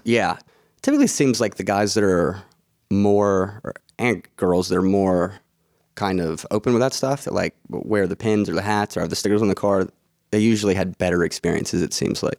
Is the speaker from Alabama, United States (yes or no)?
yes; Mobile, Alabama, United States; I'm from Mobile, which is, like, an hour away from Biloxi